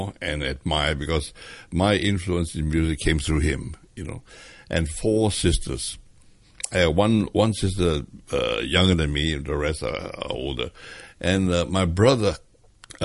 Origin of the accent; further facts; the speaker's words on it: Hong Kong; I was born in Hong Kong, in Wan Chai Road